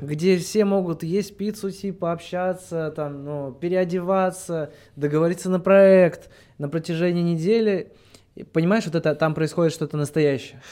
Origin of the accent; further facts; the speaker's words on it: Russia; я с Алтая сам